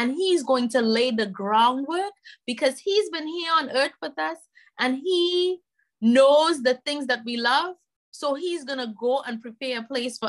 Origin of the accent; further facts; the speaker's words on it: Trinidad & Tobago; now in United States; I'm originally from Trinidad and Tobago, and knowing how my culture deals with debt